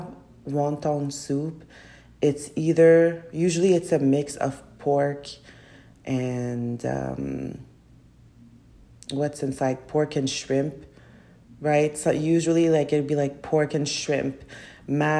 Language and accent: English; Canada; I'm from Canada